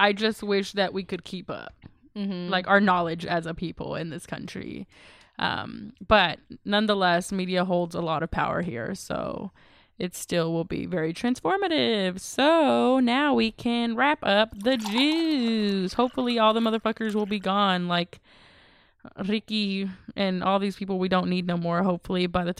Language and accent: English; Texas, United States; we're from Texas, y'all.